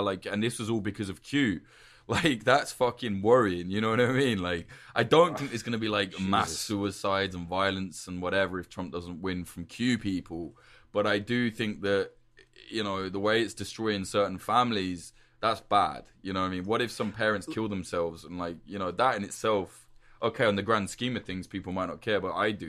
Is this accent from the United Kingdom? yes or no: yes; United Kingdom; because I'm a Brit, right? So I can't even vote in America.